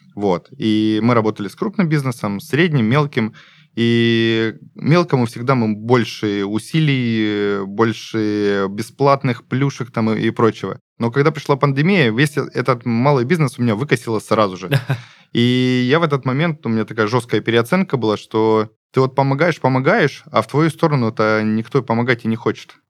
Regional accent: Gulkevichi District, Krasnodar Krai, Russia; also born or lived in Stavropol; now in Krasnodar, Russia; Я из Гулькевичского района

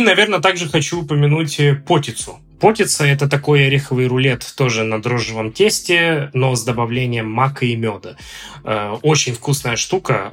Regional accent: Omsk, Omsk Oblast, Russia; moved away as an adult; also born or lived in Moscow, Russia; now in Ljubljana, Slovenia; Я родился в Омске, в Западной Сибири.

